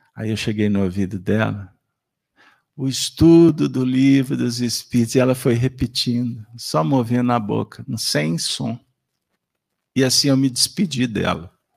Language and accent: Portuguese; Minas Gerais, Brazil; Nós que somos mineiros